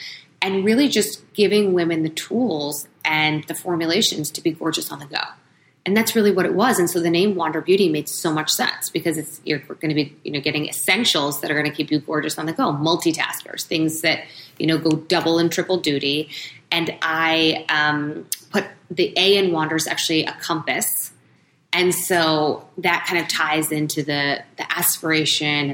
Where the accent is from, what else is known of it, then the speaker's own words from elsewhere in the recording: New York, United States; being a New Yorker